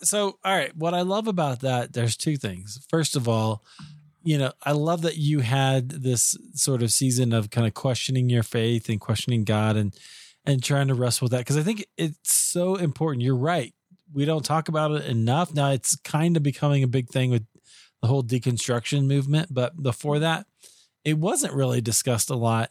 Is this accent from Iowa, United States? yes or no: yes; Iowa, United States; I grew up in Iowa